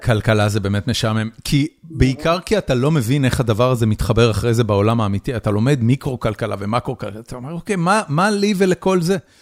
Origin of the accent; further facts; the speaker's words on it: Haifa, Haifa District, Israel; moved away as an adult; now in United States; גדלתי בחיפה, עם הצפונבונים על הכרמל